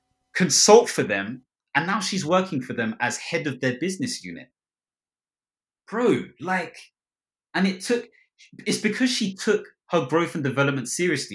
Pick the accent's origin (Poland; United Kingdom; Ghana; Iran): Ghana; I'm Ghanaian